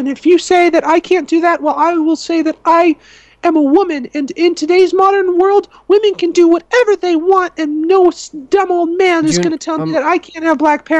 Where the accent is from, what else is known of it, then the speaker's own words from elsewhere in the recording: New York, United States; I grew up in New York, and the neighborhood that I lived in was all blacks.